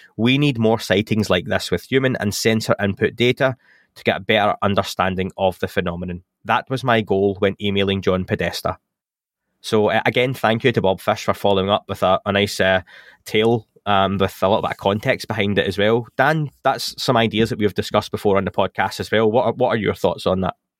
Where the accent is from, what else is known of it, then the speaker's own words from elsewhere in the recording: England, United Kingdom; accent: English; my English accent